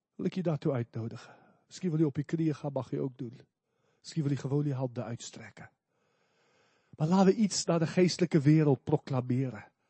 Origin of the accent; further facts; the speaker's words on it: South Africa; moved away; ik kom uit Zuid-Afrika.